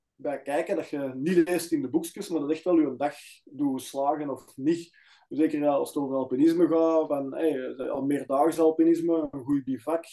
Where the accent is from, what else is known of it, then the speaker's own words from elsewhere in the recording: Antwerp area, Flanders, Belgium; Wij zijn allebei van Antwerpen omstreken